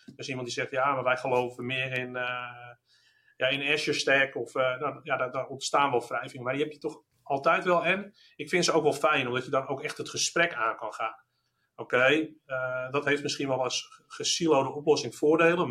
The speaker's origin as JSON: {"language": "Dutch", "country": "Netherlands", "said": "zijn we ook Nederlanders"}